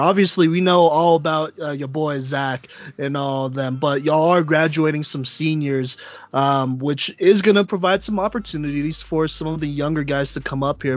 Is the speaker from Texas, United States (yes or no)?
yes; Dallas, Texas, United States; I was born in Dallas